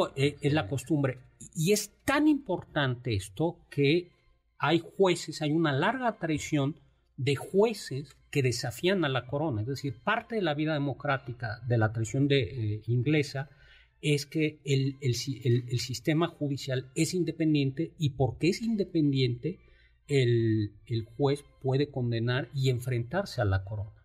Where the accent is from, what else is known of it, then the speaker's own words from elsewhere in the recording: Mexico; nosotros somos mexicanos